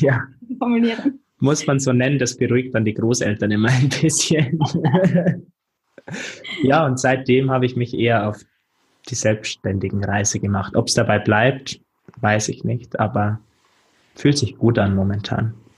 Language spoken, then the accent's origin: German; Germany; also born or lived in London; wieder in meiner Heimatstadt Fuß fassen